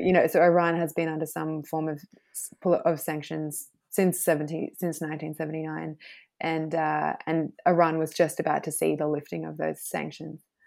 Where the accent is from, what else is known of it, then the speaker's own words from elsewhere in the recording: Thredbo, New South Wales, Australia; also born or lived in Queensland; now in Noosa, Australia; I grew up in the snowy mountains, um, a little village called Thredbo